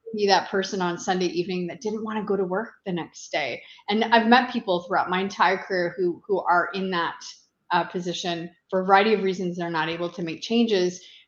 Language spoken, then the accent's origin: English; Eastern Townships, Quebec, Canada; moved away as an adult; now in Ottawa, Canada; Originally, I'm from the Eastern Townships in Quebec, a beautiful uh, part of the country, and I relocated to Ottawa uh, over 25 years ago